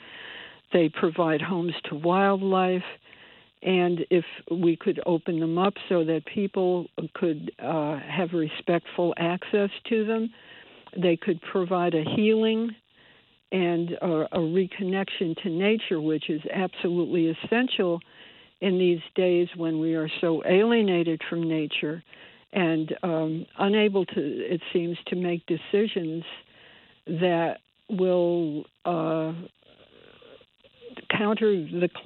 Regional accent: Bridgeport, Connecticut, United States; I was born and bred in Bridgeport and grew up on the east side

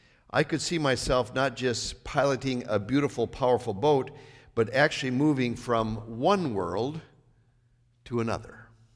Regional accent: North Dakota, United States; Well, I grew up in Northwest North Dakota, so.

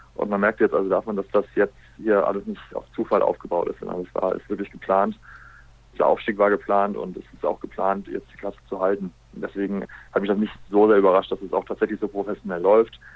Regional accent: Essen, North Rhine-Westphalia, Germany; moved away as an adult; ich bin ja ursprünglich ein Essener, ausgebildet, groß geworden beim Schulsam Essen

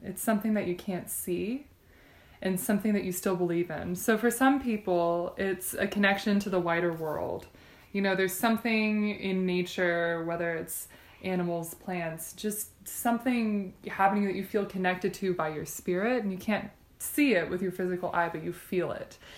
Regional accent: Texas, United States; moved away as an adult; also born or lived in Michigan; now in Provo, United States; I grew up in Texas.

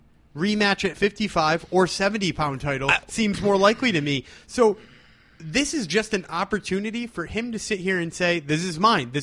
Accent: Northeast, United States; we're from the Northeast as well

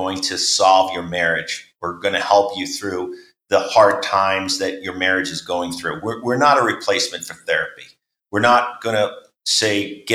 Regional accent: New York, United States; where I grew up in New York

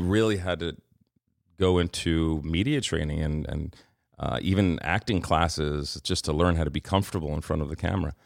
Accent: New York City, New York, United States; growing up in Queens

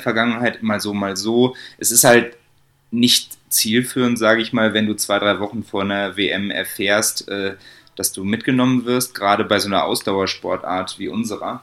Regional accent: Bonn, North Rhine-Westphalia, Germany; moved away as an adult; now in Munich, Germany; ich komme ursprünglich aus Bonn, ähm, wohne jetzt aber schon seit über vier Jahren

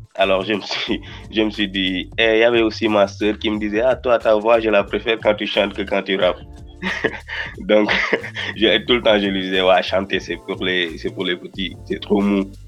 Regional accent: Rufisque, Dakar, Senegal; first language Wolof; French is a second language; je suis, un simple gosse de Rifusque, Dakar

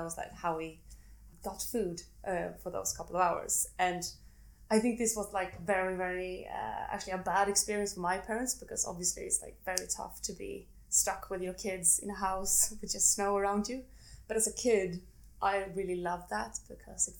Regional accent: Sweden; I'm from Sweden, and I grew up eating a lot of spaghetti bolognese

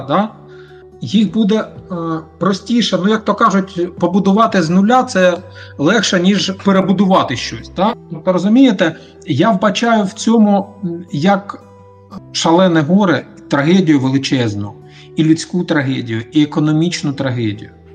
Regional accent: Mariupol, Donetsk Oblast, Ukraine; я сам з Маріуполя

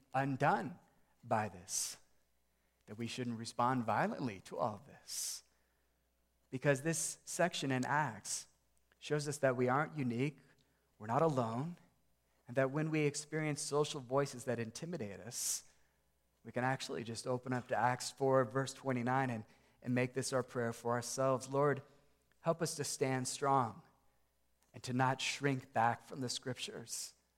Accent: United States; American Christians

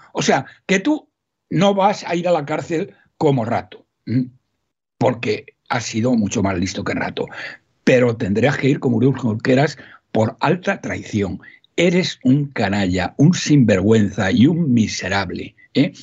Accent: Salamanca, Castile and León, Spain; desde mi tierra, Castilla-León, yo soy de Salamanca

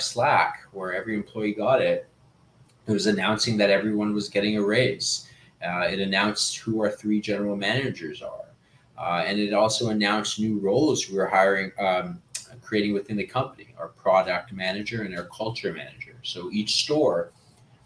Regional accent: Canada; also born or lived in Peru; I'm Canadian Peruvian

